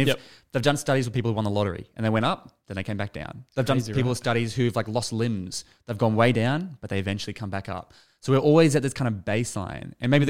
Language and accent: English; Sutherland Shire, New South Wales, Australia; moved away; I grew up in the Shire.